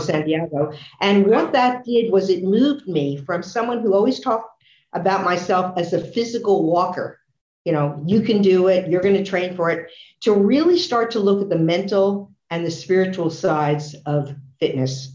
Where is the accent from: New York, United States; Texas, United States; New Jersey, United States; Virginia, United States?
New Jersey, United States; Newark; I was born in Newark, New Jersey. My father was at the forefront of the fitness movement. In our basement in Newark, he had a rowing machine